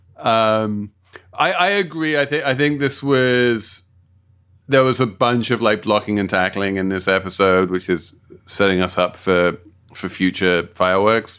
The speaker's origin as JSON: {"language": "English", "region": "London", "country": "United Kingdom", "tie": "born or raised there", "said": "my, my hometown of South London"}